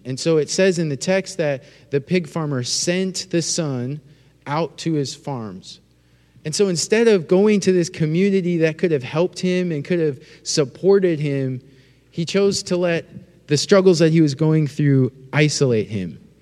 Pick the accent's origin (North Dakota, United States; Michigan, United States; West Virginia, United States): North Dakota, United States; moved away; I'm from North Dakota